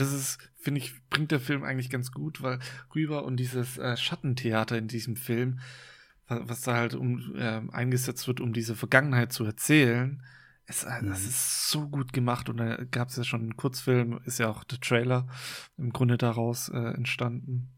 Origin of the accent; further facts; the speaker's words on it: Germany; bei uns in Deutschland